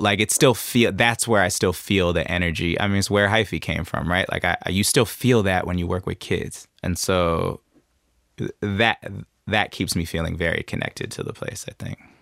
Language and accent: English; Oakland, California, United States; growing up in Oakland